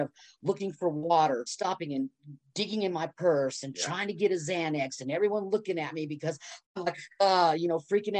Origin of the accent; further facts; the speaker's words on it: Texas, United States; moved away as an adult; I was moved to Texas when I was 5 and moved back in my 30s